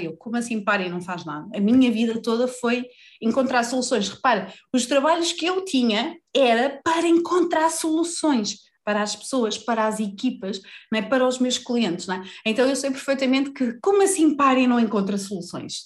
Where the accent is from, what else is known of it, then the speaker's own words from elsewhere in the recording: Vila Real, Norte, Portugal; moved away; also born or lived in Lisbon; eu nasci em Lisboa, cresci em Vila Real, voltei para Lisboa, já vivi no Norte, já vivi no Sul